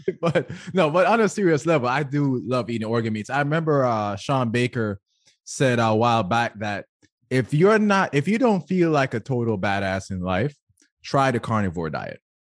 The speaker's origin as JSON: {"language": "English", "country": "Jamaica", "tie": "born or raised there", "said": "Growing up in Jamaica"}